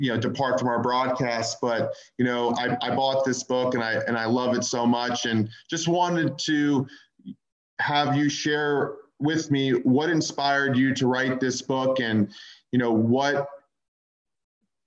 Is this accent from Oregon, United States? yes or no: no; Tampa, Florida, United States; my hometown Tampa Bay Rays